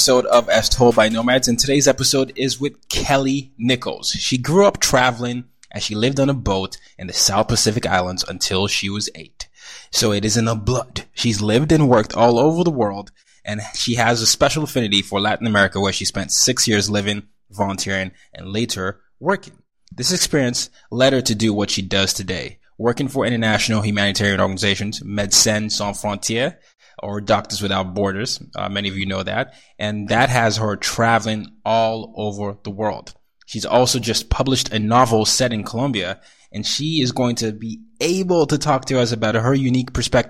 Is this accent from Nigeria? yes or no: yes; Nigeria; And not just because as a Nigerian, it means so much to me, because it, you know, it talks about the continent and, you know, African diaspora.